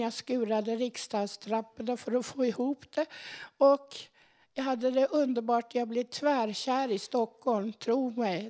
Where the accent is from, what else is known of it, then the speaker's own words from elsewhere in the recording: Dortmund, North Rhine-Westphalia, Germany; moved away; also born or lived in Göttingen, Germany; där var det på vischan med höns, kaniner och morötter. Där växte jag upp.